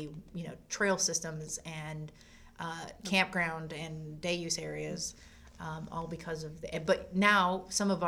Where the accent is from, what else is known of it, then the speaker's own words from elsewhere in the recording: La Grange, North Carolina, United States; I grew up in LaGrange.